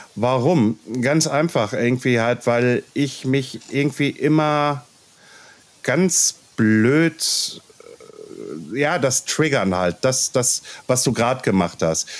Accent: Ruhr area, North Rhine-Westphalia, Germany; accent: Ruhrpott; wenn ich zu viel Ruhrpott quatsche, dann quatsche ich halt Ruhrpott, weil ich bin aus dem Ruhrpott

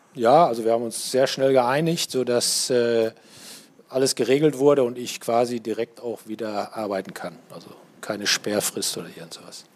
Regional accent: Paderborn, North Rhine-Westphalia, Germany; ich komme aus Paderborn

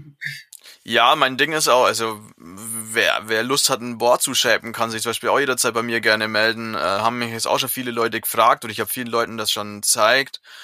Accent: Southern Germany, Germany; in meinem Heimatdorf

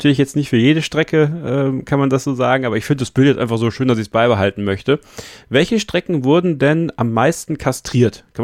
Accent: Eupen, Wallonia, Belgium; born there; also ich komme ja aus der Ecke, beziehungsweise mein Vater kommt aus der Ecke, äh, in Eupen geboren, hinter der deutschen Grenze. Und ich bin auch dort geboren.

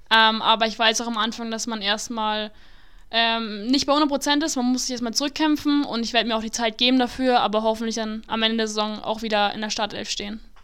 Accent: Nuremberg, Bavaria, Germany; ich bin eine äh, gebürtige Nürnbergerin, ich bin immer hier aufgewachsen

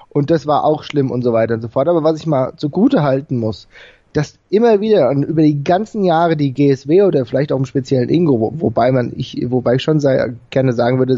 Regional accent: Frankfurt, Hesse, Germany; ich komme ja selbst aus Frankfurt

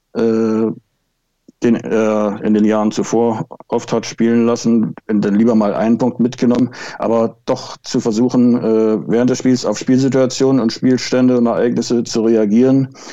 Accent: Altenburg, Thuringia, Germany; moved away as an adult; also born or lived in Wismar; now in Schwerin, Germany; Ich bin geboren und aufgewachsen in Thüringen, in Altenburg

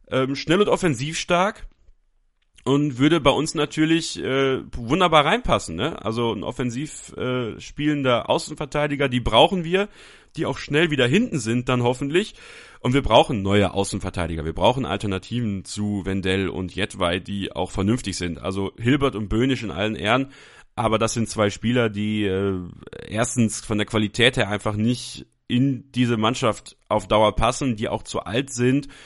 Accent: Belgium; born there; ich bin in Belgien geboren, also äh, habe da sogar eine kleine Verbindung zu

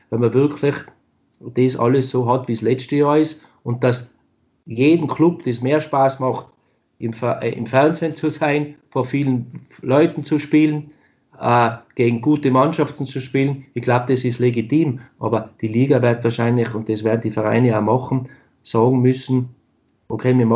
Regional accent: Austria; now in Germany; ich meine, nochmal, ich bin ein Österreicher, der es geschafft hat, in Deutschland zu spielen.

